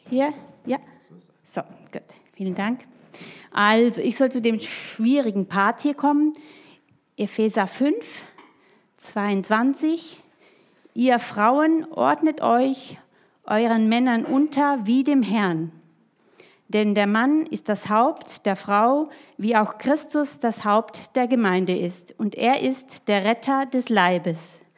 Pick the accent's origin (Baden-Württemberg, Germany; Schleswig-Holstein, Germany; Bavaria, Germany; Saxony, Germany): Baden-Württemberg, Germany; now in Hessen, Germany; Denn ich bin ja so aufgewachsen im Schwarzwald, bei den hohen Tannen, in der Einsamkeit, so zwischen Bauernhöfen und sonst sowas.